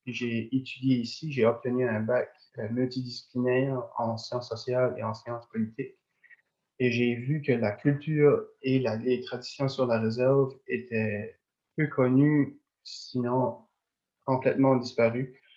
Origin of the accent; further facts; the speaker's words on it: Tracadie, New Brunswick, Canada; moved away as an adult; also born or lived in Madawaska region, New Brunswick; now in Edmundston region, Canada; je viens de Tracadie, j'ai vraiment pas le même accent que les personnes de la place.